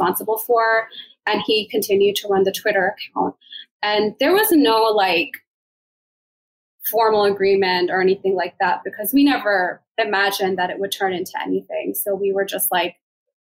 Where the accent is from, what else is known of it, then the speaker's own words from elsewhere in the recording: Maryland, United States; We're both originally from Maryland